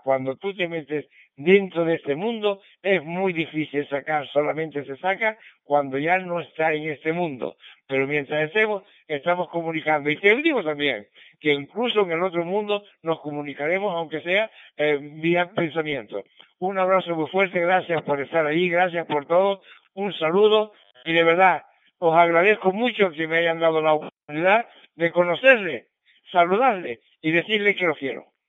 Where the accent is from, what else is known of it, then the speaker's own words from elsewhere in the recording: San Sebastián de La Gomera, Canary Islands, Spain; me mandaron para San Sebastián de la Gomera. Así es que me mandaron para mi tierra.